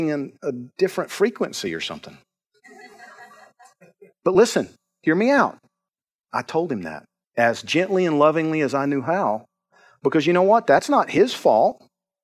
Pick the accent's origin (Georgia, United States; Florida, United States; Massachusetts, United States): Georgia, United States; I'm from Georgia